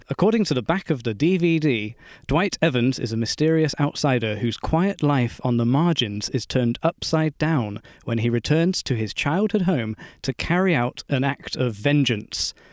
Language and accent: English; Bristol, South West England, United Kingdom; born or raised there